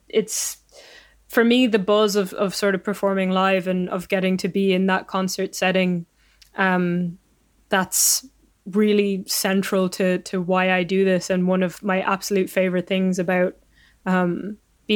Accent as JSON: {"language": "English", "area": "Donegal Gaeltacht", "region": "Ulster", "country": "Ireland", "tie": "born or raised there", "said": "growing up in the Gaeltacht definitely was sort of a huge part of my love of languages"}